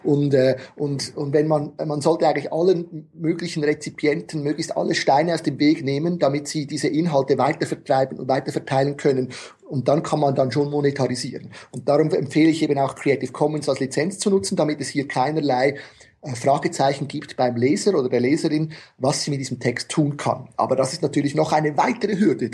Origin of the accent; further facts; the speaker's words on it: Switzerland; ich bin Schweizer